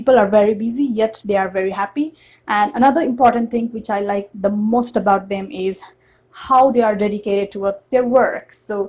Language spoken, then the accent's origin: English; Nepal; moved away as an adult; now in New York, United States; So coming from a very South Asian context, that is from Nepal